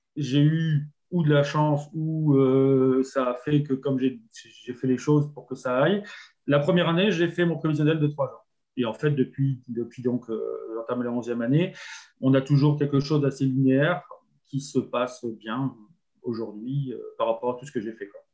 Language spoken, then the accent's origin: French; Nord, Hauts-de-France, France; moved away as an adult; now in Génolac, France; je suis originaire du Nord